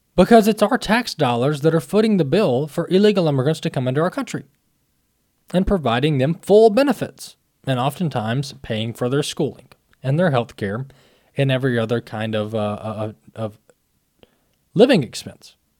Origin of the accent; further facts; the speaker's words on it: Mississippi, United States; Mississippi, my home state